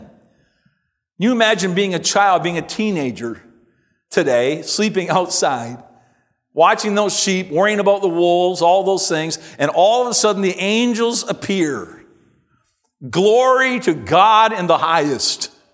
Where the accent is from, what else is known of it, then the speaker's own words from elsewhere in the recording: Simcoe, Ontario, Canada; as a boy growing up in Simcoe